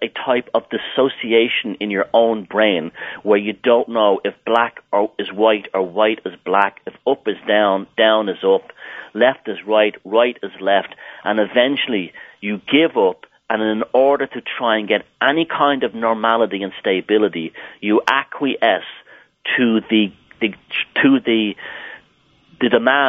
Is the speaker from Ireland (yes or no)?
yes; Ireland; even though I grew up in Southern Ireland.